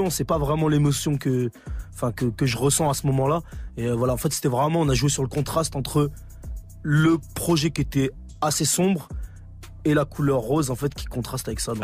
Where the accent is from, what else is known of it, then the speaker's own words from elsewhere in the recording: Grenoble, Auvergne-Rhône-Alpes, France; je viens de Grenoble